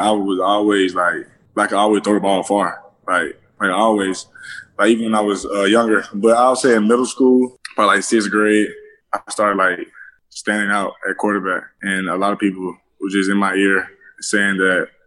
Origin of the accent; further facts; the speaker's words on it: LaGrange, Georgia, United States; moved away as an adult; now in Gainesville, United States; I'm from LaGrange, Georgia. It's a small town south of Atlanta, probably like 45 minutes. It's not very big. Like growing up, I just used to play sports